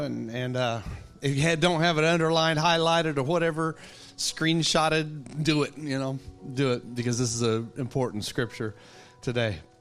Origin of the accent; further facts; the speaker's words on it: Texas, United States; I'm a Texan too. I know how to talk